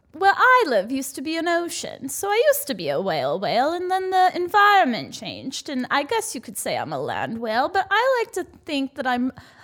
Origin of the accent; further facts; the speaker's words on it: Colorado, United States; So I am also from Colorado.